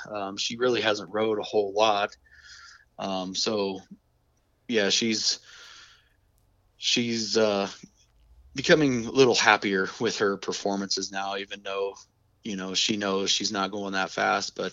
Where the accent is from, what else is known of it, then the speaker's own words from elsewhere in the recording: Colorado, United States; my dad has always been into drag racing, and I grew up around Bandimere Speedway and and uh, going to the drag races and stuff.